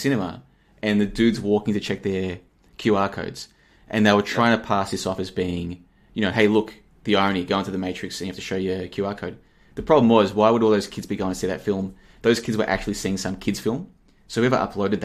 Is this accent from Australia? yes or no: yes; Australia; accent: Australian; now in Plovdiv, Bulgaria; I grew up in Australia. I've got an Australian passport. I've got a pretty much an Australian accent